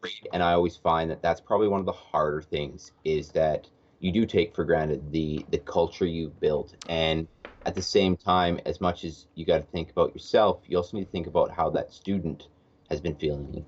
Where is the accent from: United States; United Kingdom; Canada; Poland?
Canada; Edmonton, Alberta; I am from Edmonton, Alberta, Canada